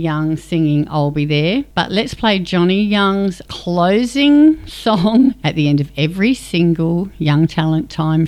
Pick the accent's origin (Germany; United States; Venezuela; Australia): Australia; Windvale, South Australia; I'm from Windvale. The Teacher Plaza was my local shopping centre